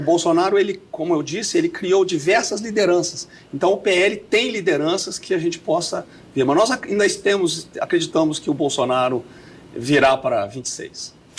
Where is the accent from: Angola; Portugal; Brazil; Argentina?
Brazil; Belo Horizonte, Minas Gerais; moved away; eu sou mineiro aqui de Belo Horizonte, né? nascido e criado na floresta.